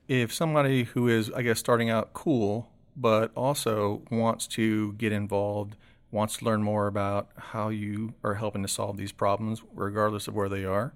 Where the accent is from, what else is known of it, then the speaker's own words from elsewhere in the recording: Seffner, Florida, United States; I grew up in Sefner, so it was smack dab between the Florida State Fair and the Strawberry Festival